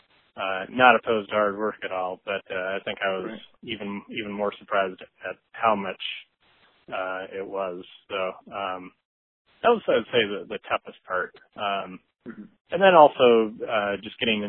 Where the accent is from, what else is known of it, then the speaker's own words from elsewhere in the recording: Lake Forest Park, Washington, United States; also born or lived in Seattle, United States; I grew up in Lake Forest Park, which is just kind of on the county border, a little bit north of Seattle